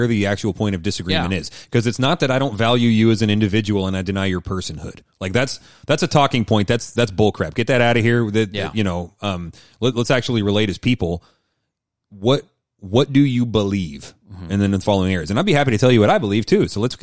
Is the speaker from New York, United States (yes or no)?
no; Seattle, Washington, United States; I'm from Seattle